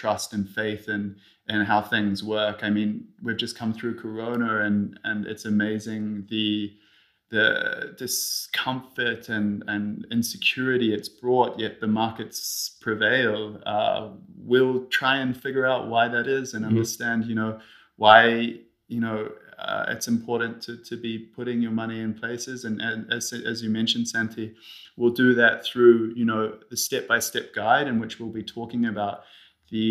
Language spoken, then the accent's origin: English; New Zealand; also born or lived in Switzerland; now in Zurich, Switzerland; I am Swiss, although I grew up in New Zealand.